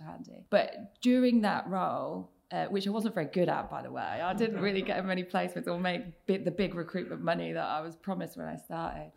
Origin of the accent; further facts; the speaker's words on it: Oxfordshire, South East England, United Kingdom; now in Manchester, United Kingdom; I grew up in the south of England in a small village um, not far from Oxford, so in Oxfordshire